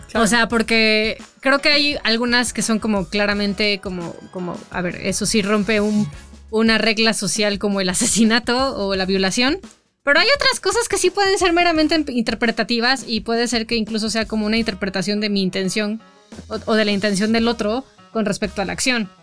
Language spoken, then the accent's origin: Spanish; Toluca, State of Mexico, Mexico; cuando yo crecí en Toluca